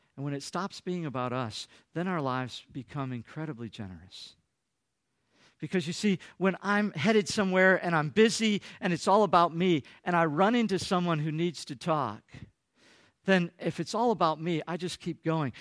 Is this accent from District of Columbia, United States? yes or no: no; Michigan, United States; moved away; I come from Michigan